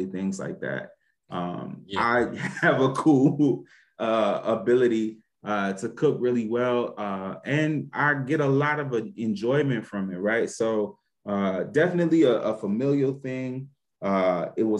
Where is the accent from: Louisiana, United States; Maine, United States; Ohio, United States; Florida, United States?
Louisiana, United States; I'm from Louisiana